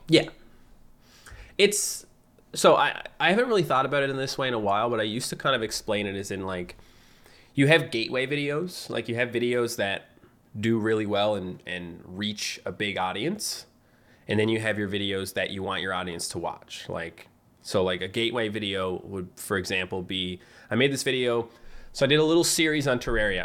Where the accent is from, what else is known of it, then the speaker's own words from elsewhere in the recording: Fogo Island, Newfoundland and Labrador, Canada; accent: Newfie; moved away as an adult; I lived on an island. Like, I'm from Fogo Island, so, like, we didn't even have high-speed internet until two thousand eight